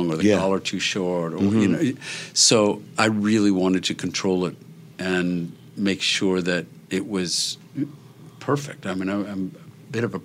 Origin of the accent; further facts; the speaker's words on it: Elmira, New York, United States; I built a community center in my hometown of Elmira, New York